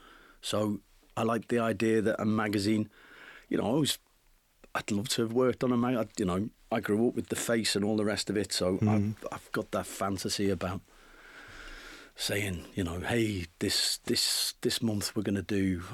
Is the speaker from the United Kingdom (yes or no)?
yes; North West England, United Kingdom; And then, you know, I grew up in the Northwest, so we used to go, to Morecambe.